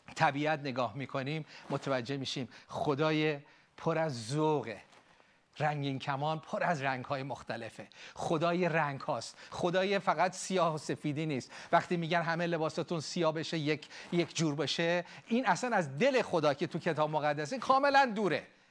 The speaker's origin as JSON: {"language": "Persian", "country": "Iran", "moved": "yes", "lives_now": "United States", "said": "ما ایرانی ها یاد گرفتیم متحد باشیم"}